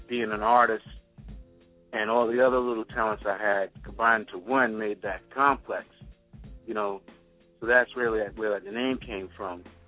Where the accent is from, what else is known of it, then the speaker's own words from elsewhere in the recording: New York City, New York, United States; moved away; also born or lived in Hempstead, Long Island, New York; I'm from Queens. My mother moved out to Long Island to Hempstead. So I used to go to high school from Hempstead